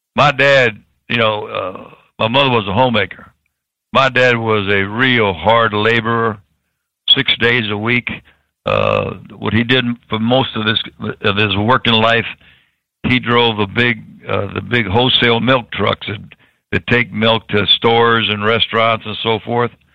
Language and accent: English; Tampa, Florida, United States; I was born in Tampa